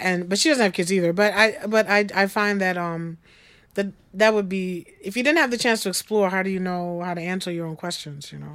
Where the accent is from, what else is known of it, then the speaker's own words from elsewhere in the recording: Long Island, New York, United States; I grew up on Long Island